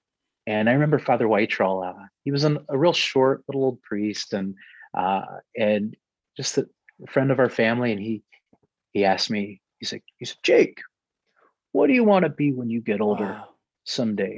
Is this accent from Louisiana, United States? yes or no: no; Romulus, Michigan, United States; I grew up in Romulus, Michigan.